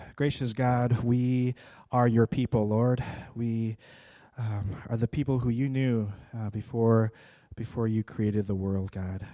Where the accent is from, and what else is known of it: United States